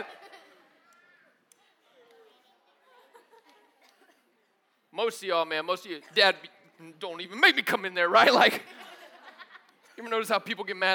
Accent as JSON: {"language": "English", "country": "United States", "said": "as an American"}